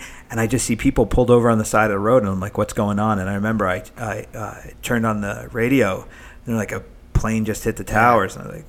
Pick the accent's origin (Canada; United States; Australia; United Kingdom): United States; Ocean Township, New Jersey; I've been in Ocean Township. I'm a born and raised Ocean Township kid. This is my 20th year teaching in Ocean Township.